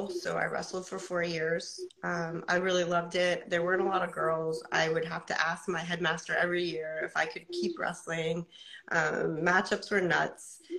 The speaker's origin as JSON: {"language": "English", "town": "Portsmouth", "region": "New Hampshire", "country": "United States", "said": "I'm from United States, from Portsmouth, New Hampshire. I am about to do my first MMA fight at 45."}